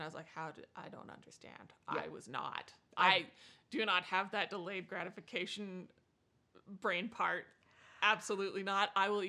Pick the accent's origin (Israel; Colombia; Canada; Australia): Canada; now in United States; I am from Canada.